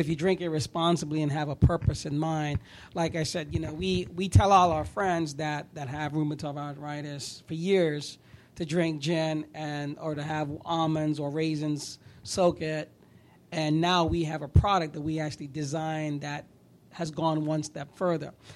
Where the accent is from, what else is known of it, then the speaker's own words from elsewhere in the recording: New York, United States; now in Florida, United States; I grew up in New York